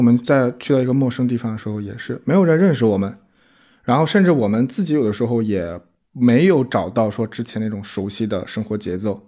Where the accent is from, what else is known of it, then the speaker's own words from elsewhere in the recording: Shandong, China; 我从山东来的